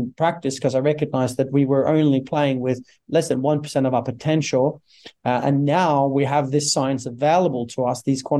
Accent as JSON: {"language": "English", "country": "Norway", "tie": "born or raised there", "said": "born and raised in Norway"}